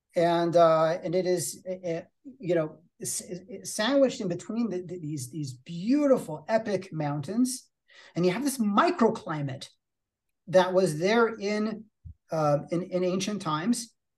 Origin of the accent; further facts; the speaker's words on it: California, United States; I'm from California